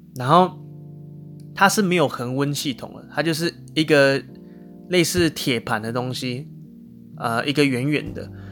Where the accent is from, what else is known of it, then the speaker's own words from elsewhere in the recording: Taiwan; 就我一个台湾人